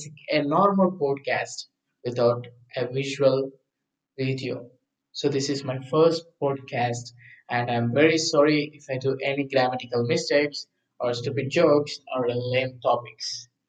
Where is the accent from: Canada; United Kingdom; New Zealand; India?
India; Hyderabad, Telangana; I'm from Hyderabad.